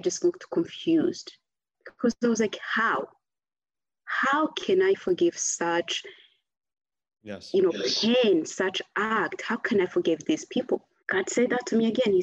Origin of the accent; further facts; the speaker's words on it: Rwanda; I came back to Rwanda, I left April 7th, so I'm coming back December. So that was like a good 6 months away from, you know, home